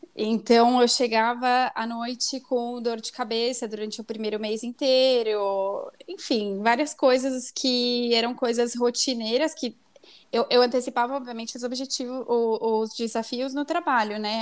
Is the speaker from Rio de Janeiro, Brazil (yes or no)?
no; São Paulo, Brazil; moved away as an adult; now in Mexico; eu nasci em São Paulo, mas especificamente na freguesia do Ó. É, toda a minha família é, sempre morou aí